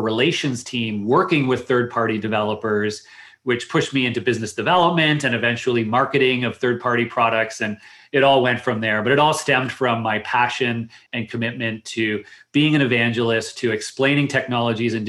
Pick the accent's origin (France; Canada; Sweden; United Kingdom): Canada; also born or lived in Waterloo, Ontario; I am Canadian